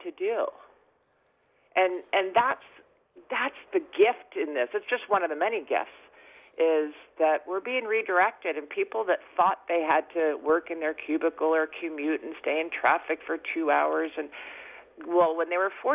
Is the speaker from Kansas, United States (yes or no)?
no; Seattle, Washington, United States; moved away as an adult; now in Cabo San Lucas, Mexico; I actually live in Cabo San Lucas, Mexico. I was born and raised in Seattle, and I spend my summers in the Northwest.